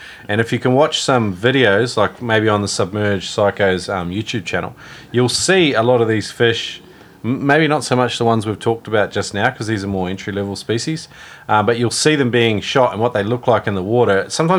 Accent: New Zealand; moved away; because I moved here from New Zealand, so I had to learn all the species.

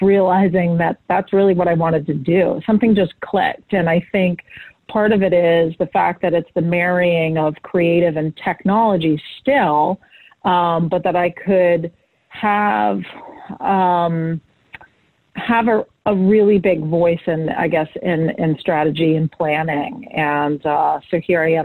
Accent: Boston, Massachusetts, United States; I'm from Boston

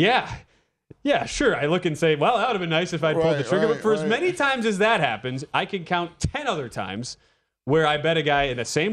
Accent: Milwaukee, Wisconsin, United States; I'm from Milwaukee

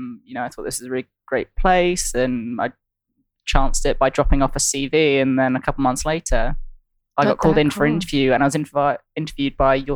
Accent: Brighton, South East England, United Kingdom; moved away as an adult; now in London, United Kingdom; I am from Brighton on the south coast. South coast.

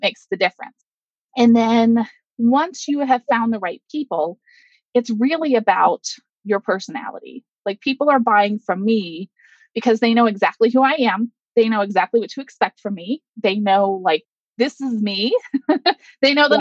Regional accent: Pittsburgh, Pennsylvania, United States; I am from Pittsburgh, Pennsylvania

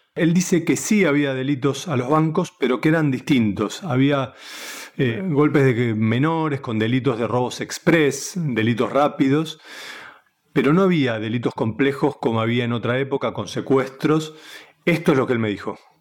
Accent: Buenos Aires, Argentina; soy un periodista de Buenos Aires que hace 25 años que trabaja en varias redacciones

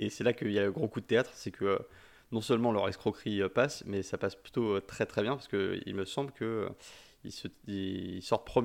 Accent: Brittany, France; moi je suis breton

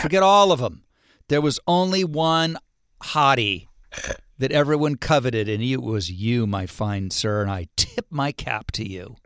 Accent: Ohio, United States; moved away; when I was a kid growing up in Ohio

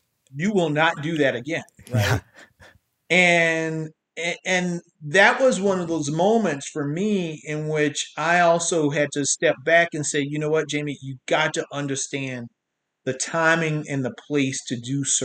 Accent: South Carolina, United States; I'm from South Carolina.

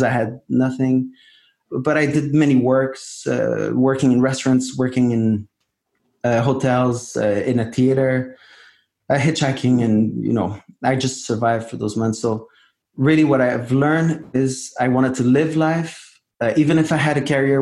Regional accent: Montreal, Quebec, Canada; I was born in Montreal, Canada

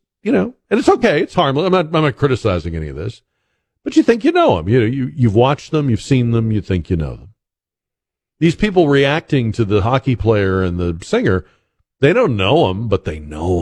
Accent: Boston, Massachusetts, United States; Boston Bruins, my hometown team

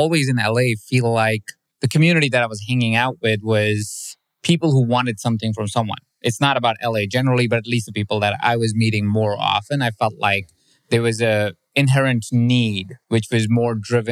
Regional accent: India; My parents are Indian. I'm from India myself

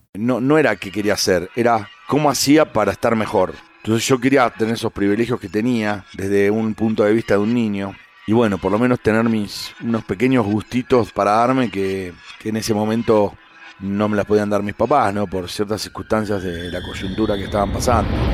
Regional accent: San Isidro, Buenos Aires Province, Argentina; yo nací en Buenos Aires. Eh, nosotros vivíamos en, San Isidro, que son en la provincia de Buenos Aires

